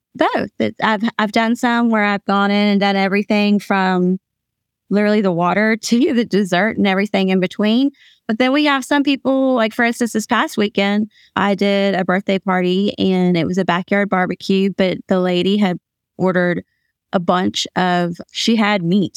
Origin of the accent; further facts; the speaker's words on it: Atlanta, Georgia, United States; also born or lived in Louisville, Kentucky; now in Hickory, United States; I'm from Atlanta, Georgia. My family's from Louisville, Kentucky. I live in Hickory, North Carolina